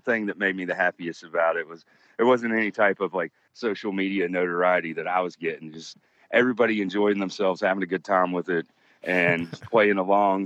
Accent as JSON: {"language": "English", "region": "West Virginia", "country": "United States", "tie": "born or raised there", "moved": "yes", "lives_now": "North Carolina, United States", "said": "I was born and raised in a town in West Virginia that has quite a bit of an Italian American population"}